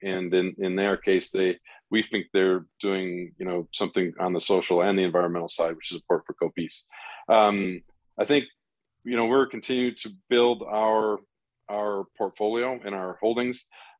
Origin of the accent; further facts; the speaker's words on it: India; I grew up in India and we lived all over the place